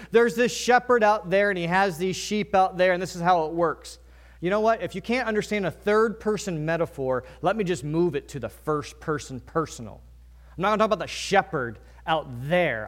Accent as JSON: {"language": "English", "region": "Virginia", "country": "United States", "moved": "yes", "lives_now": "New England, United States", "said": "I'm from Virginia"}